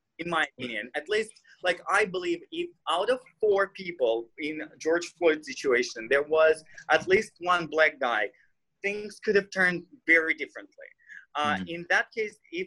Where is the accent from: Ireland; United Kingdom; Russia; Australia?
Russia; English is a second language; moved away; I'm Russian. I'm an immigrant, so deal with my accent